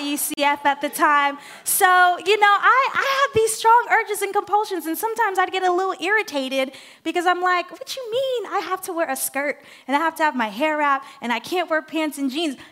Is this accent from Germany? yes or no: no; Haiti; English is a second language; moved away; I'm from Haiti. I'm used to the culture. I'm used to the people.